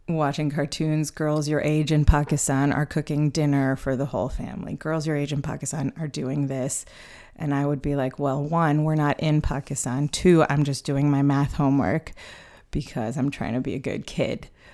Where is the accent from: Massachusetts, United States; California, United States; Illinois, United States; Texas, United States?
Illinois, United States; Chicago; moved away; born and raised in Chicago, although I don't live there anymore